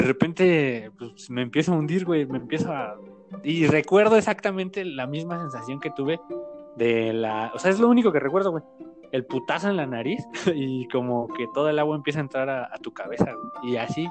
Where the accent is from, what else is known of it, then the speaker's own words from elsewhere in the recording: State of Mexico, Mexico; Tengo 25 y este, pues crecí en el Estado de México